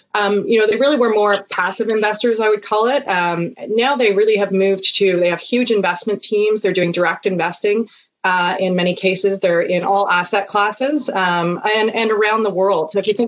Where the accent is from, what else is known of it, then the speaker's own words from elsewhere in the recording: Canada; as a Canadian